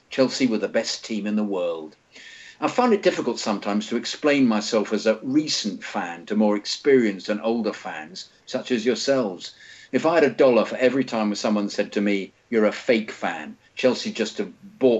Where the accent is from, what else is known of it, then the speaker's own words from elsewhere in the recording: India; I was born and raised in India, and it was back in 2001 too they started broadcasting the Premier League properly in India.